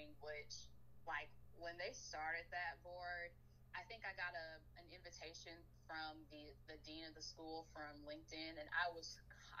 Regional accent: Atlanta, Georgia, United States; I grew up in Atlanta

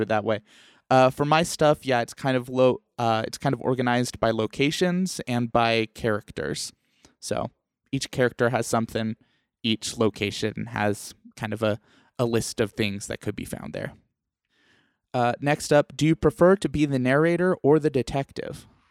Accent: New Mexico, United States; also born or lived in Iowa; now in Utah, United States; I was born in Iowa and raised in New Mexico, and now both of us are in Utah

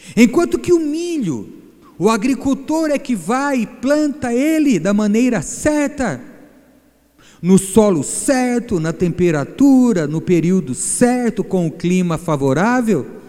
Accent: Bahia, Brazil; Eu sou baiano falso

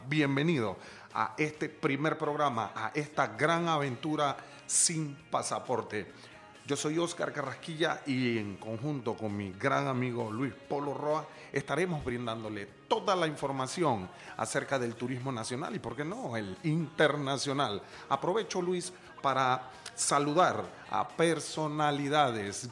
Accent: Panama; como panameño tenemos la obligación

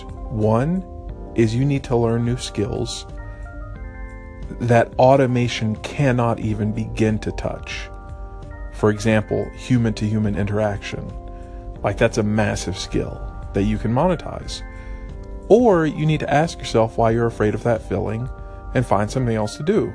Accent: East Texas, United States; we're from East Texas

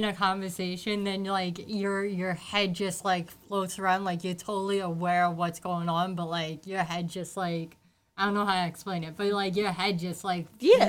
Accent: New York City, New York, United States; moved away as an adult; now in Staten Island, United States; I lived in Brooklyn most of my life. I moved here 3 years ago

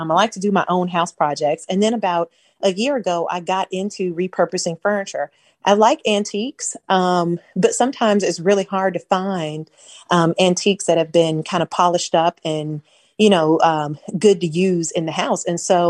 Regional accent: St. Petersburg, Florida, United States; also born or lived in Lakeland, Florida / Gainesville, Florida; So I grew up in St. Petersburg. And then when I was in the seventh grade, my dad got an opportunity to pastor a church in Lakeland, Florida. So we moved to Lakeland

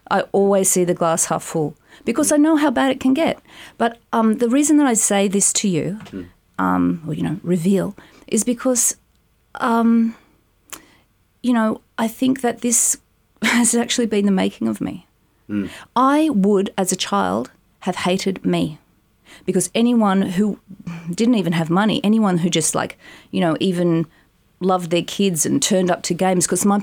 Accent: Haberfield, New South Wales, Australia; In Haberfield. Um, we lived in, well, basically, I was um, in my parents' room till I was like five because in a cot.

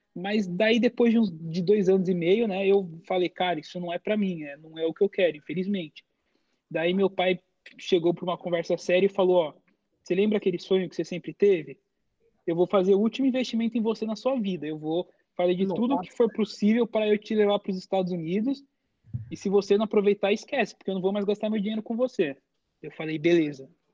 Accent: São Paulo, Brazil; moved away as an adult; now in United States; eu e meu pai saímos de São Paulo, porque nossa família é italiana

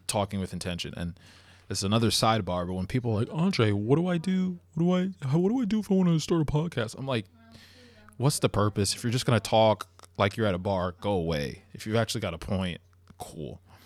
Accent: Long Island, New York, United States; I'm from Long Island

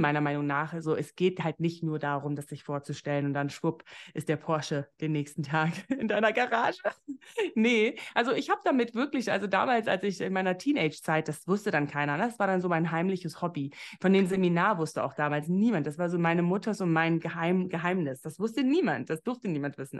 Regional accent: Namibia; moved away as an adult; also born or lived in Berlin; ich komme ja aus Namibia

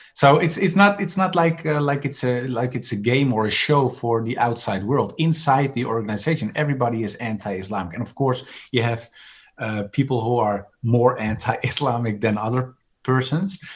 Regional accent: Amsterdam, North Holland, Netherlands; I was born in Amsterdam, and Amsterdam is very liberal.

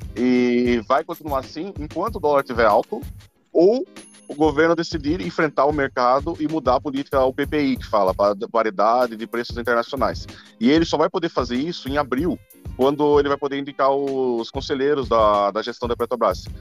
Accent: interior of São Paulo, Brazil; eu sou do interior de São Paulo

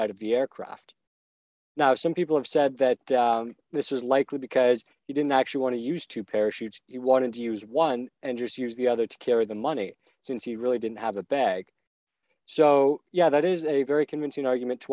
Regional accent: Barrie, Ontario, Canada; Barrie, which is where we're from.

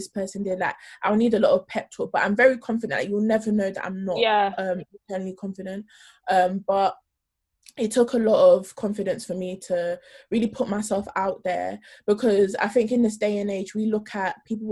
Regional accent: London, United Kingdom; also born or lived in Norway; I grew up in South London

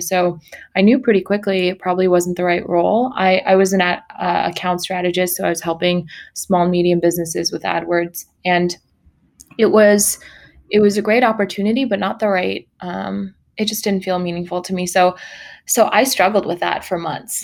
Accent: Sacramento, California, United States; also born or lived in Mongolia; now in Los Angeles, United States; I uh, was born in Mongolia. I grew up in Sacramento, California

